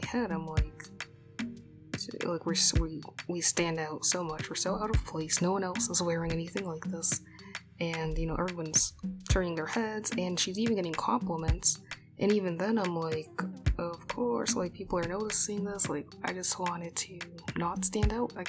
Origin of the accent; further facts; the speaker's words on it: Boston, Massachusetts, United States; I was born in Boston and raised in a suburb outside of the city